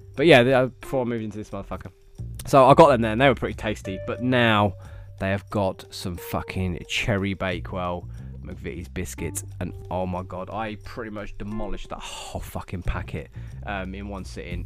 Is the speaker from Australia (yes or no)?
no; England, United Kingdom; I was from England.